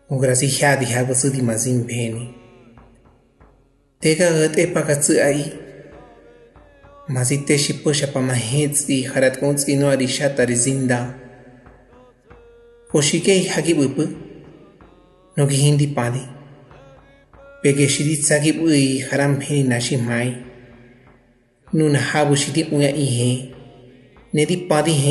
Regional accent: González Ortega, Hidalgo, Mexico; first language Otomi; Spanish is a second language; Soy originario de González Ortega del municipio de Santiago de Anaya, en el estado de Hidalgo. Soy hablante de la lengua ñañú, de la variante del Valle del Mezquital

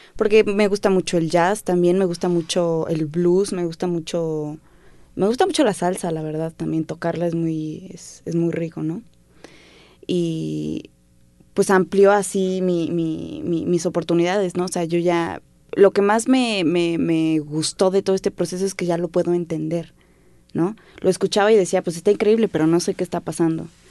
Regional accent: Mexico City, Mexico; Yo crecí, mis primeros años los, los crecí en Clavería.

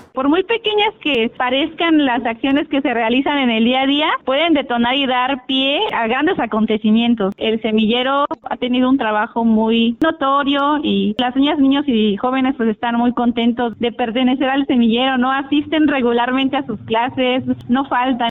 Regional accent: Guerrero, Mexico; de los más importantes aquí en, nuestro estado, como Acapulco, Iguala, Itasco

